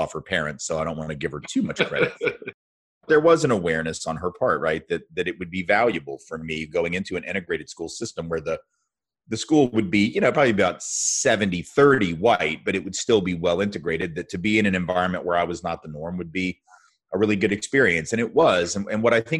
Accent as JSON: {"language": "English", "town": "Nashville", "region": "Tennessee", "country": "United States", "tie": "born or raised there", "said": "I grew up in Nashville, Tennessee, which is where I live again now and have for the last 24 years"}